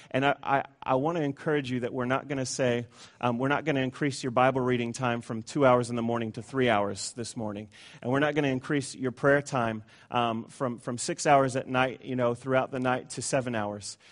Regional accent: Tucson, Arizona, United States; I come from Tucson, Arizona

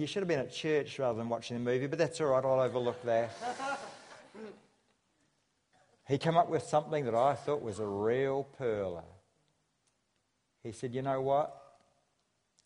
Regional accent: Nelson, New Zealand; I come from Nelson, which accounts for my accent

